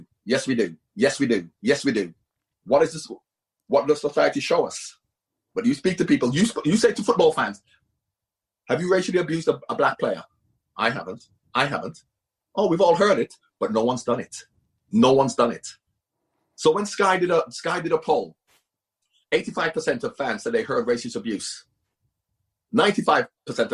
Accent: England, United Kingdom; I'm English and I wasn't affiliated with Celtic.

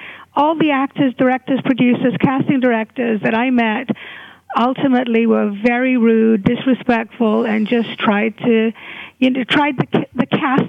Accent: Hungary; moved away; I was a refugee from Hungary, and I had a very painful childhood and teenagehood

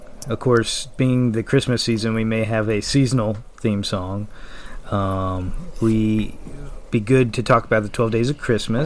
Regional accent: New Roads, Louisiana, United States; We all live in Louisiana. I'm from New Roads

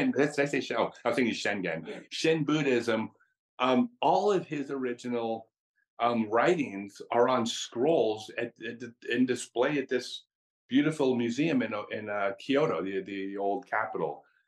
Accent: United States; I'm American

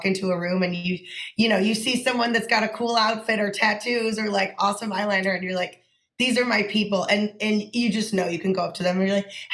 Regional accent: Chicago, Illinois, United States; I grew up in Chicago during the emo scene

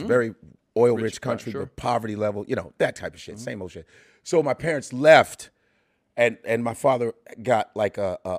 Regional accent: Chicago, Illinois, United States; also born or lived in Nebraska; So that's why I grew up in Chicago, because my parents moved straight to the north side of Chicago.

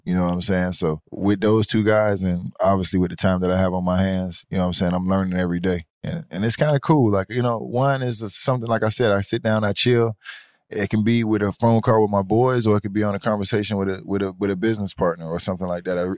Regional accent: Miami, Florida, United States; I'm born and raised in Miami, Florida

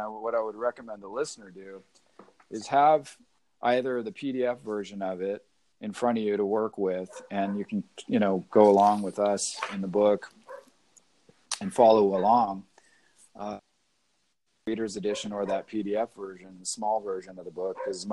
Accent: Seattle, Washington, United States; I was born up in Seattle

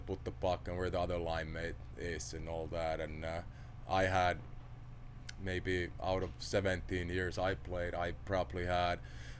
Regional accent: Finland; born or raised there; English is a second language; moved away as an adult

